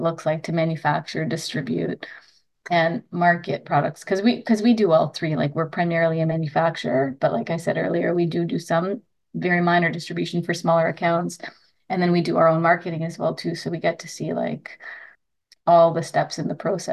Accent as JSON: {"language": "English", "country": "Trinidad & Tobago", "said": "I'm Indo Trinidadian, meaning I'm a ethnically Indian person from Trinidad"}